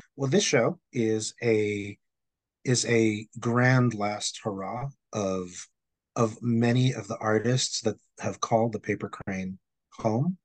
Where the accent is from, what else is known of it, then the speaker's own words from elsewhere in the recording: Philippines; also born or lived in Manila; now in New York City, United States; When I was growing up in the Philippines